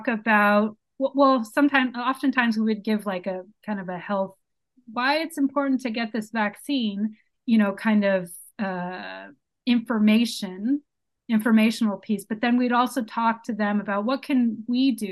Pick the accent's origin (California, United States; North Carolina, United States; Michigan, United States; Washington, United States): California, United States; San Francisco; moved away as an adult; also born or lived in Brazil; now in Los Angeles, United States; I'm originally from San Francisco, but have lived in LA for the last 8 years